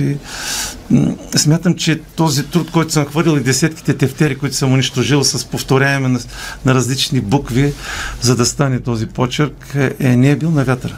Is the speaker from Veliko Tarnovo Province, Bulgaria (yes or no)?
yes; Polski Trambesh, Veliko Tarnovo Province, Bulgaria; also born or lived in Razlog; now in Sofia, Bulgaria; моя роден град Полски Тръмбеш